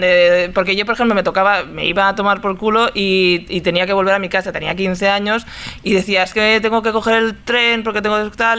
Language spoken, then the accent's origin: Spanish; Barcelona, Catalonia, Spain; yo vengo de Sarria